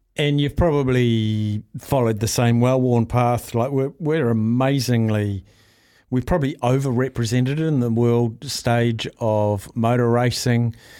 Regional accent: Palmerston North, Manawatū-Whanganui, New Zealand; moved away; I grew up in Palmy and I spent many a weekend at, um, Manfield.

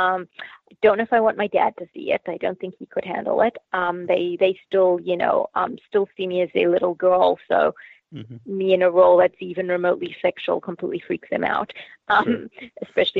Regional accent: Zimbabwe; also born or lived in Australia; Initially from Zimbabwe in Africa via Australia.

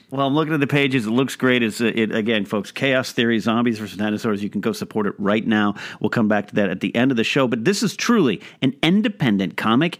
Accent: Pismo Beach, California, United States; now in Los Angeles, United States; my hometown, there's only a couple there up in Pismo

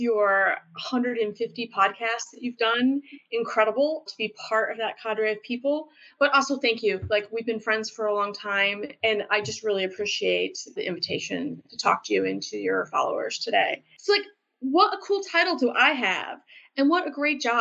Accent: Elkhart, Indiana, United States; moved away as an adult; I even had a chance back in my hometown to work for my local public works department at one point in time

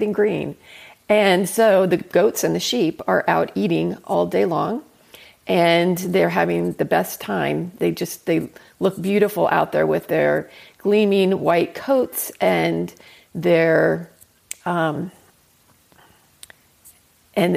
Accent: Los Angeles, California, United States; moved away as an adult; I grew up in Southern California.

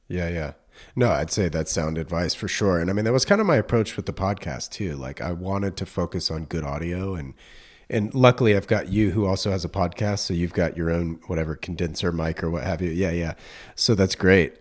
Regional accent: North Carolina, United States; moved away as an adult; now in California, United States; I grew up in North Carolina

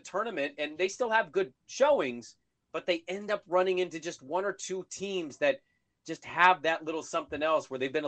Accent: Pacific Northwest, United States; I grew up in the Pacific Northwest. I've been here my whole life.

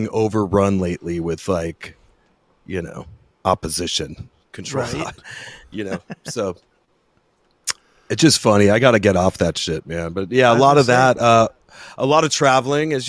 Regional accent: New Jersey, United States; moved away; I'm from Jersey originally

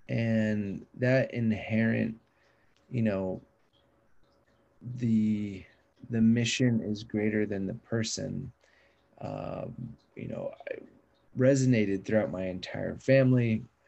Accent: Sacramento, California, United States; Growing up in Sacramento, spending time with him, it's hard not to absorb his music ability, his writing ability, his artistic ability

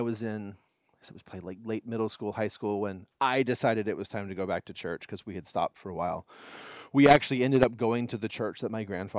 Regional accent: Houston, Texas, United States; I grew up in Houston. I spent until I graduated from high school. I lived in Houston.

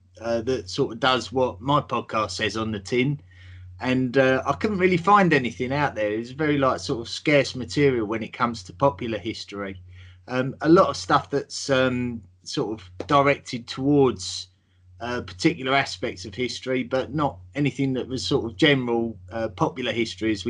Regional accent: England, United Kingdom; I'm from England, as you can tell by the accent.

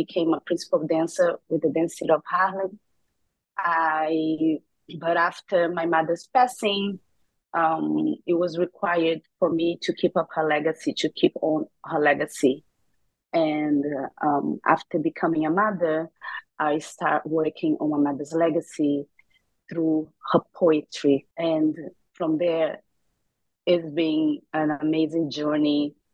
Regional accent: Rio de Janeiro, Brazil; moved away; also born or lived in New York; I grew up in Rio de Janeiro, Brazil.

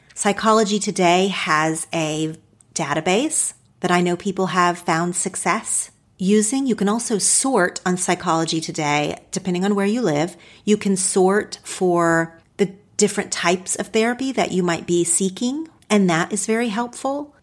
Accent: Oklahoma, United States; now in Los Angeles, United States; my home state of Oklahoma.

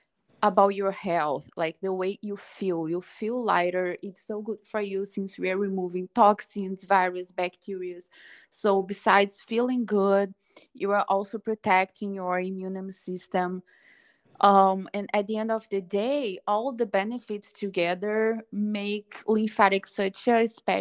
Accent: Brazil; moved away as an adult; now in Los Angeles, United States; I am from Brazil

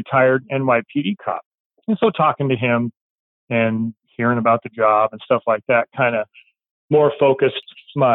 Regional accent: Spokane, Washington, United States; also born or lived in Pierce County, Washington; I grew up on the eastern part of the state. I grew up in Spokane.

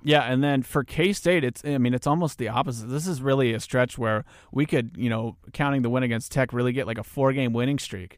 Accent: Newton, Kansas, United States; a proud representative of my hometown of Newton, Kansas.

